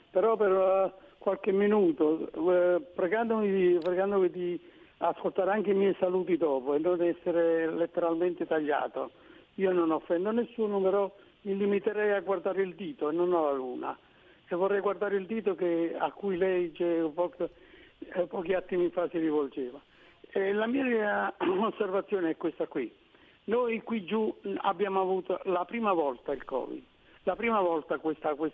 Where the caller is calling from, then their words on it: Naples, Campania, Italy; Siamo da Napoli.